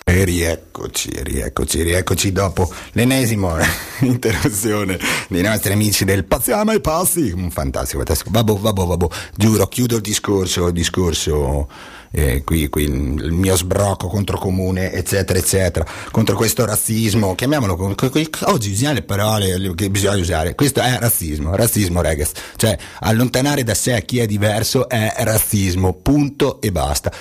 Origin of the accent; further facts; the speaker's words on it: Bolzano, Trentino-Alto Adige, Italy; da Bolzanino amante, amante de, de, della mia terra, io da qui non mi ci vado